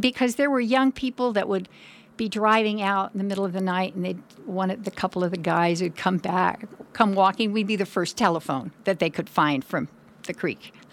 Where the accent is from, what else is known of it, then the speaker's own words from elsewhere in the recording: Oroville, California, United States; also born or lived in San Diego / Bay Area; I was raised most of my childhood in Oroville, which is about a little over an hour away.